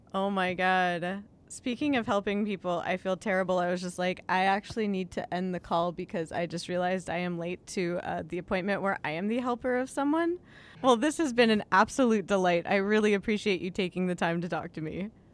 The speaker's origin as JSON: {"language": "English", "town": "Los Angeles", "region": "California", "country": "United States", "tie": "born or raised there", "said": "my hometown newspaper of the L A Times"}